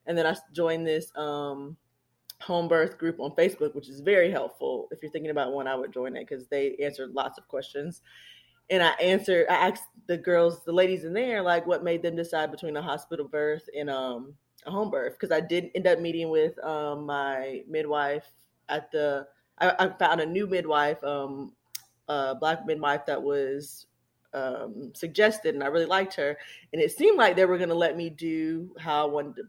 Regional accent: Charlotte, North Carolina, United States; moved away as an adult; now in South Carolina, United States; I was born and raised in Charlotte, North Carolina

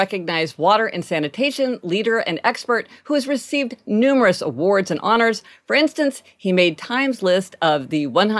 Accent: Kansas City, Missouri, United States; and we're from Kansas City, Missouri.

